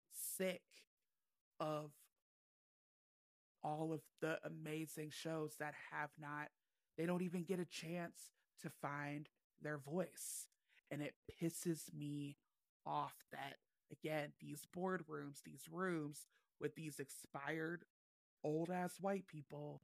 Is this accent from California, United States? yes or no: no; Cleveland, Ohio, United States; I am from Cleveland, Ohio